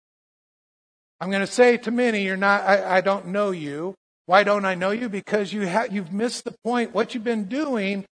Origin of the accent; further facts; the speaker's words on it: United States; I'm an American Christian